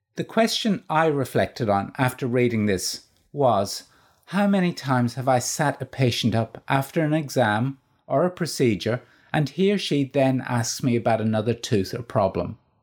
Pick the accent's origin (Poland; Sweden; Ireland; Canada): Ireland; moved away as an adult; also born or lived in Northern Ireland; now in Australia; Being Irish